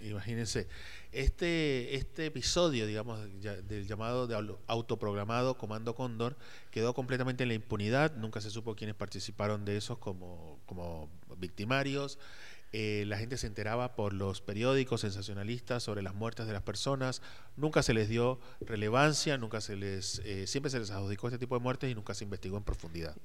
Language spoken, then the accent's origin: Spanish; Colombia; moved away as an adult; also born or lived in Buenos Aires; now in Argentina; yo soy colombiano